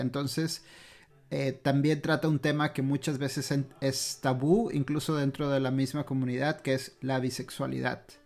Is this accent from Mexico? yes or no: yes; Mexico; como mexicanos